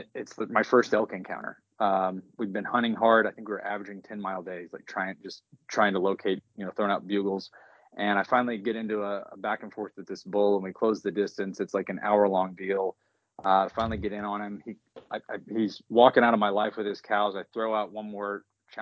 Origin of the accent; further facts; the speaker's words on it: Oklahoma, United States; moved away as an adult; also born or lived in Denver, Colorado; So I live in Oklahoma now. I'm originally from Oklahoma